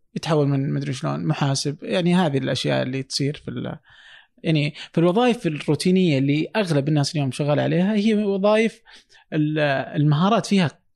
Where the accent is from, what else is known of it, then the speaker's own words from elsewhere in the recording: Saudi Arabia; عندنا في السعوديه